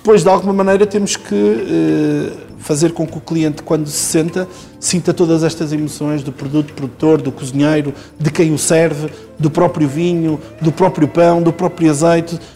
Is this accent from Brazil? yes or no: no; Portugal; eu sou português